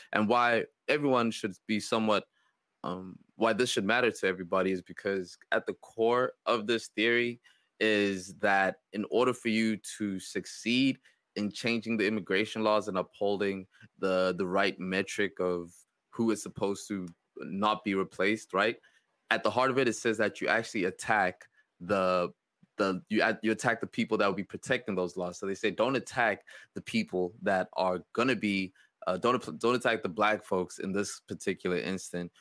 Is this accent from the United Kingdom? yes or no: no; South Africa; It made me think of my home country